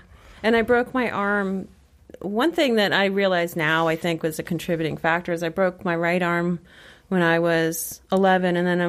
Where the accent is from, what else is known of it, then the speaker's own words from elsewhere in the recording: South Shore, Massachusetts, United States; like many other people, I grew up on the South Shore